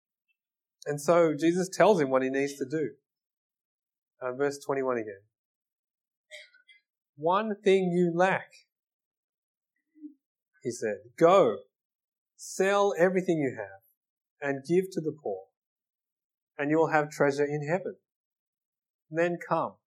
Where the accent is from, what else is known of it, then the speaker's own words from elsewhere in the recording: Australia; I'm Australian